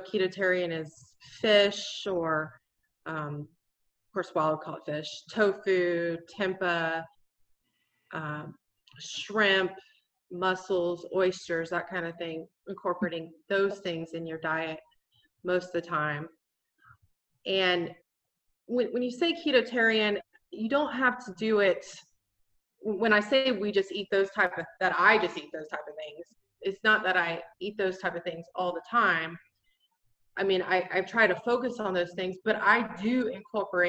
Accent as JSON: {"language": "English", "region": "Florida", "country": "United States", "moved": "as an adult", "lives_now": "North Carolina, United States", "said": "I'm originally from Florida. I moved up here to the mountains in North Carolina a few years ago"}